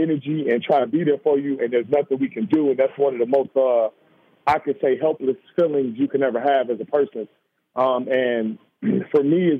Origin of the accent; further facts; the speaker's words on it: Chicago, Illinois, United States; just growing up in Chicago has not been an easy process for us.